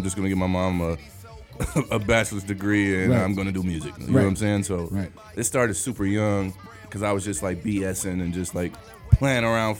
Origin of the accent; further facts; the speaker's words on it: Detroit, Michigan, United States; Yeah, born and raised in Detroit. 7 Mile, the west side of 7 Mile.